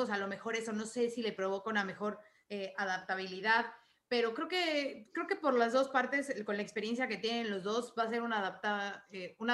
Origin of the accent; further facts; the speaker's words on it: Mendoza, Argentina; soy de Mendoza, Argentina